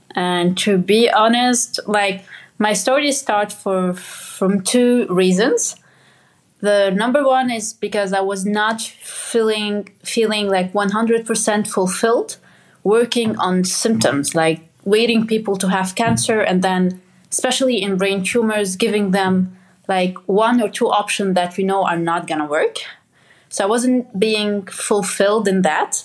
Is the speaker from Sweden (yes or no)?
no; Lebanon; moved away; I grew up in Lebanon and like I grew up in a village with my dad